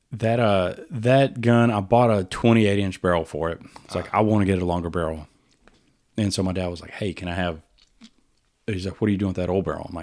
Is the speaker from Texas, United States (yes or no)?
yes; Winnie, Texas, United States; I grew up outside of Winnie.